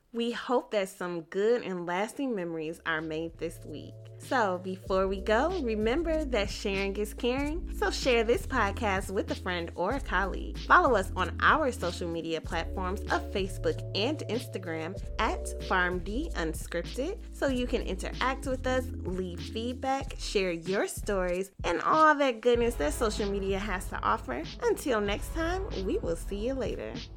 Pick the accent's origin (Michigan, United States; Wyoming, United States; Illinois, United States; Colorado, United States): Michigan, United States; I grew up in Michigan